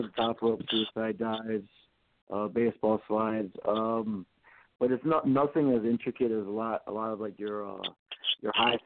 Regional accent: Wisconsin, United States; I'm from Wisconsin

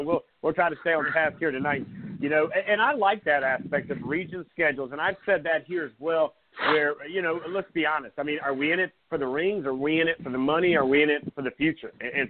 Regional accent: Myrtle Beach, South Carolina, United States; I'm originally from Myrtle Beach

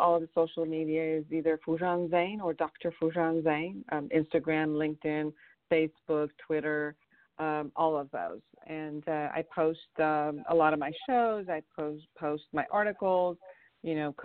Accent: Iran; now in Los Angeles, United States; I'm originally from Iran

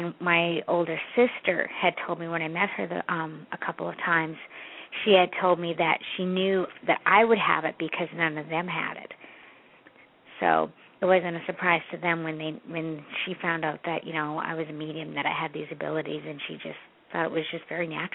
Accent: Canada; I'm from Canada, and I'm adopted too

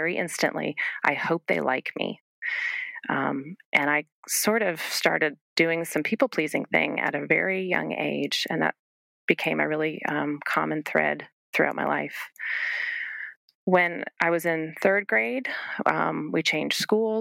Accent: New England, United States; I grew up in New England with my brother

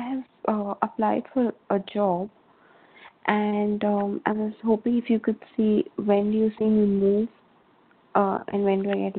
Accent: India; I'm from India.

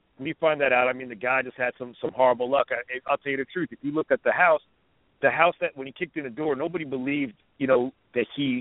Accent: New Jersey, United States; moved away as an adult; also born or lived in Baltimore; I'm from New Jersey originally

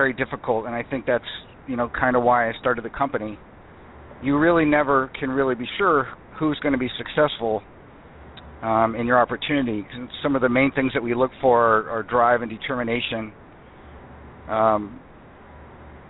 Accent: Tampa Bay area, Florida, United States; now in Seattle, United States; I grew up in the Tampa Bay area and spent most of my childhood there.

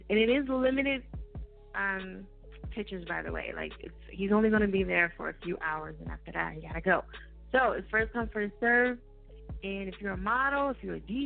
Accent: New Jersey, United States; I'm from Jersey.

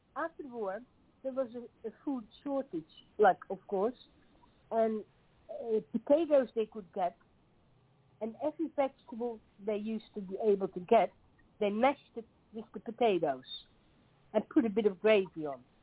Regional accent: Netherlands; English is a second language; moved away as an adult; now in Tasmania, Australia; I grew up in the Netherlands, in Holland.

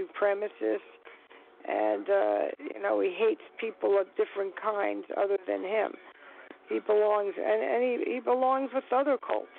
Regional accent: New York, United States; accent: New York; I'm a New Yorker, you know, so I have the accent.

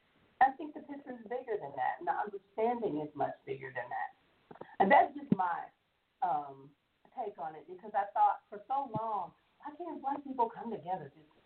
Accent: Nigeria; I know that I come from Nigeria

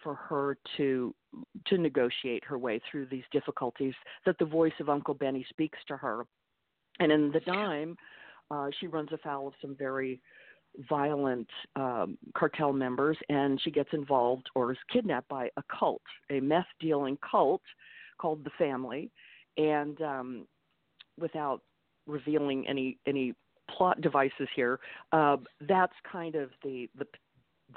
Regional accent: Texas, United States; moved away as an adult; also born or lived in New York City; I grew up in Texas, but in the late 70s, moved to New York City and lived and worked in New York for close to 20 years

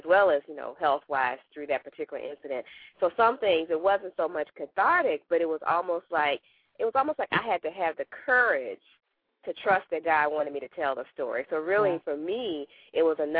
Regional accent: Arkansas, United States; now in Virginia, United States; I live in Virginia, but I'm from Arkansas

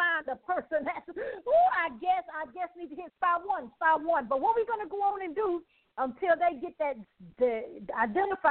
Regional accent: Birmingham, Alabama, United States; I'm from Birmingham. So my parents was there

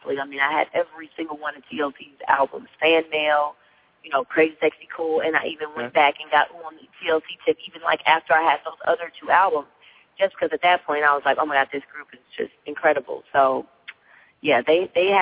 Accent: Chicago, Illinois, United States; moved away; I'm from Chicago, so obviously, you know, I'm really dedicated to my city

